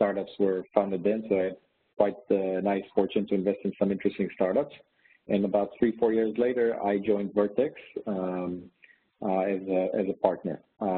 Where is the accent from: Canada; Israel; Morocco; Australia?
Israel; moved away as an adult; also born or lived in New York; I lived my whole life pretty much in Israel. I grew up in Israel.